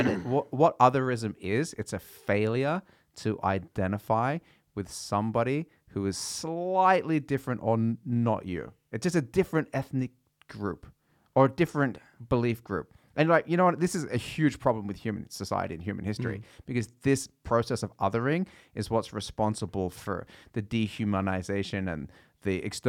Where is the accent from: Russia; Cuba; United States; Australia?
Australia; Yeah, I'm from Australia, mate.